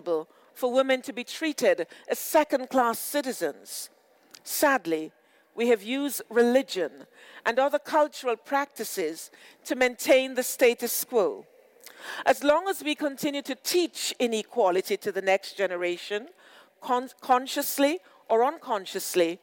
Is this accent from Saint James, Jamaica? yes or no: yes; Montego Bay, Saint James, Jamaica; also born or lived in Britain; now in United Kingdom; I grew up in Montego Bay, Jamaica, and there I saw reflections of myself in all walks of life